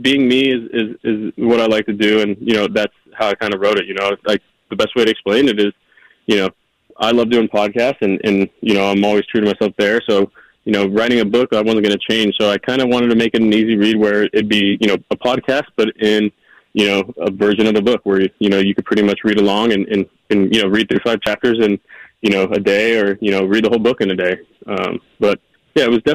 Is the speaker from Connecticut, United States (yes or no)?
no; California, United States; being home in California